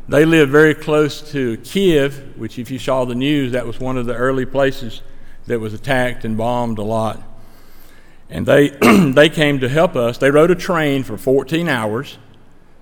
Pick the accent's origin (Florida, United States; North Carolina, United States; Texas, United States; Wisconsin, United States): North Carolina, United States; Stokes County; accent: Stokes County; I spoke with my Stokes County accent English